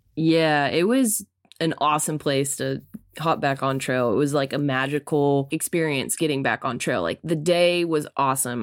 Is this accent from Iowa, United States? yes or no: no; Arkansas, United States; I was from Arkansas